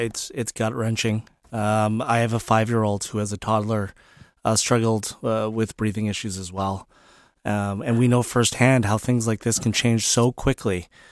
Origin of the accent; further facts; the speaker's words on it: British Columbia, Canada; as British Columbians, as Canadians